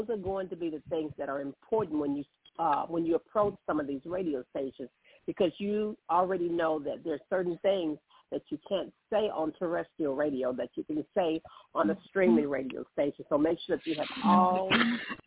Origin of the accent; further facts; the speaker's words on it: Columbus, Mississippi, United States; also born or lived in Hattiesburg, Mississippi; I'm from Columbus, Mississippi. Spent 13 years in Hattiesburg, Mississippi.